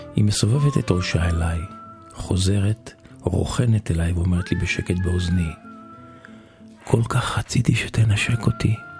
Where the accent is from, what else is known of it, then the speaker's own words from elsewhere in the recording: Israel; אני מישראל